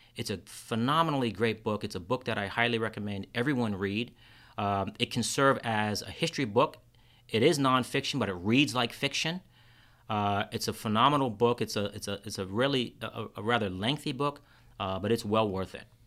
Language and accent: English; Kingston, New York, United States; now in Rochester, United States; I grew up in Kingston, New York.